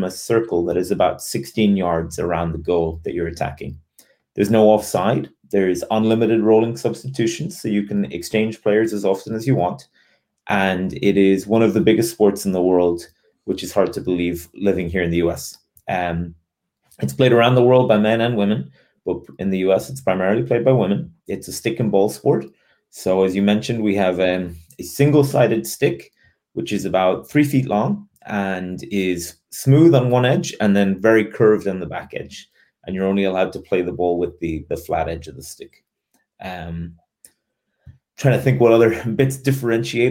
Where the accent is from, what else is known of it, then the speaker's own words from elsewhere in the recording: Cork, Munster, Ireland; moved away as an adult; also born or lived in Dublin; now in United States; I'm originally from Cork in Ireland, which is the second biggest city in the Republic of Ireland in the Southwest. I grew up about a half a mile from our field hockey club there